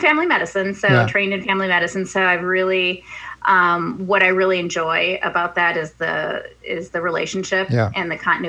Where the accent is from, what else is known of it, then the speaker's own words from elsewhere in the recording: Minneapolis, Minnesota, United States; moved away as an adult; also born or lived in Bloomington, Minnesota / Madison, Wisconsin / Milwaukee, Wisconsin; now in Washington, D.C., United States; I was born and raised in Minneapolis. I actually lived near Lake Nokomis.